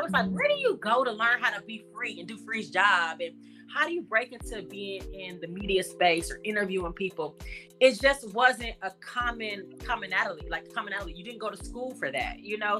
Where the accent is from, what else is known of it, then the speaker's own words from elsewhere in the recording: Los Angeles, California, United States; I'm from Los Angeles. I'm born and raised from the Crenshaw mm-hmm. district